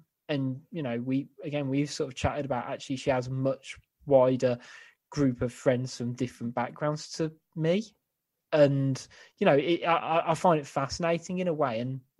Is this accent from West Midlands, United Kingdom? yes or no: yes; Codsall, West Midlands, United Kingdom; I grew up in Codsall, so 3-4 miles down the road, is it?